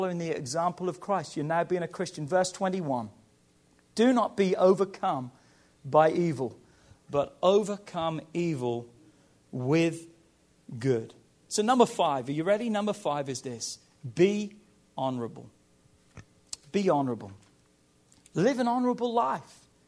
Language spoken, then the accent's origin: English; England, United Kingdom; moved away; I'm from England